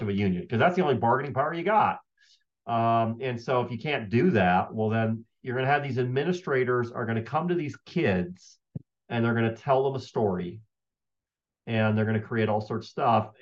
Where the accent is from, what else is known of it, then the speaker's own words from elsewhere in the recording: Michigan, United States; moved away; also born or lived in Colorado; I grew up in Michigan and we were Michigan fans